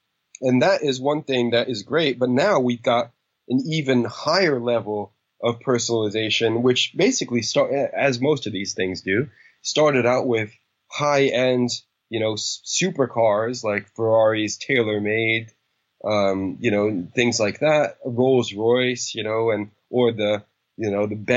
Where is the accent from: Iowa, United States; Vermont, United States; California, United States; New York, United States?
New York, United States; New York City; when I was a kid growing up in New York City